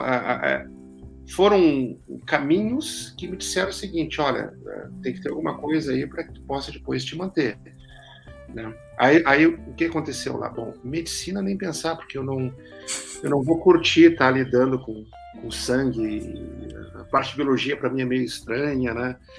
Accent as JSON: {"language": "Portuguese", "town": "Rio Grande", "region": "Rio Grande do Sul", "country": "Brazil", "tie": "born or raised there", "also_born_or_lived": "Santa Maria / São Paulo", "moved": "as an adult", "said": "lá na minha cidade natal, em Rio Grande, no Rio Grande do Sul"}